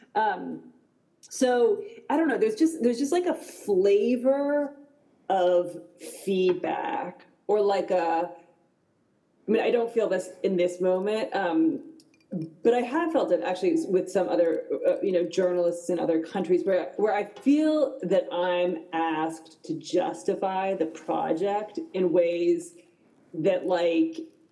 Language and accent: English; United States; I'm American